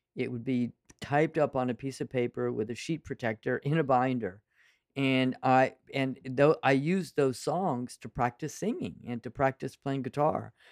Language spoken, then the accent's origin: English; Central Valley of California, United States; I grew up in the Central Valley of California